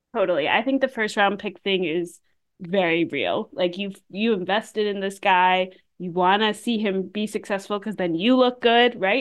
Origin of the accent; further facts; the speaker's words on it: Pittsburgh, Pennsylvania, United States; I grew up in Pittsburgh